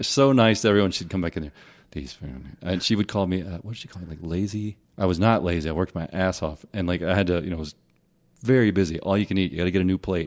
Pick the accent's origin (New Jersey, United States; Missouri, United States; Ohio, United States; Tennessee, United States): Tennessee, United States; Tennessee/Mississippi border area, United States; also born or lived in Hernando, Mississippi; I grew up in Tennessee, in Mississippi.